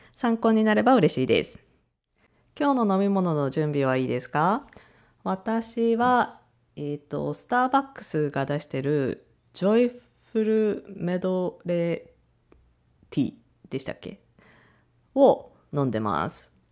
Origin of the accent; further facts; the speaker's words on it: Japan; 日本人 の私